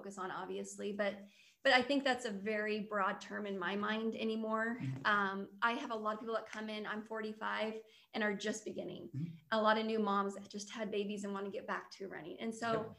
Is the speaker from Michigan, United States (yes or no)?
no; Lincoln, Nebraska, United States; I'm from Lincoln, married and have four girls